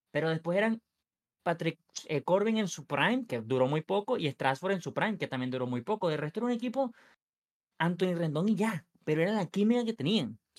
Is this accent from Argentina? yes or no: no; Venezuela; yo soy venezolano